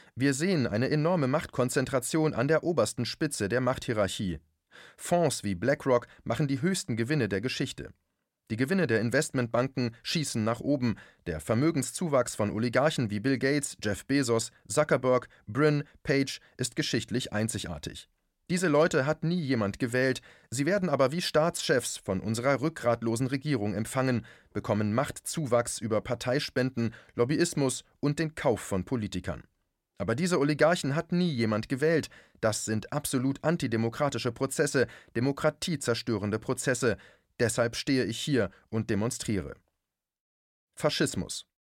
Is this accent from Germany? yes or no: yes; Germany; bei uns in Deutschland